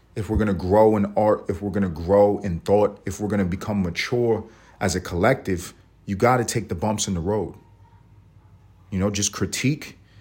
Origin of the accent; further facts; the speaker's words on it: United States; We're American